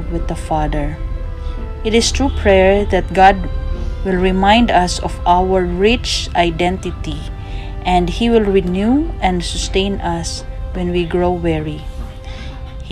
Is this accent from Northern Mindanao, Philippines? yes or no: yes; Cagayan de Oro, Northern Mindanao, Philippines; from Philippines